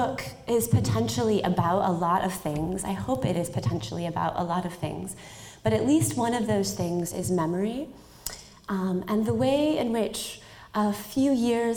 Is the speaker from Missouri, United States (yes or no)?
no; Minneapolis–Saint Paul, Minnesota, United States; moved away as an adult; also born or lived in Los Angeles, California; I grew up in the Twin Cities, and I grew up riding my bike in the summers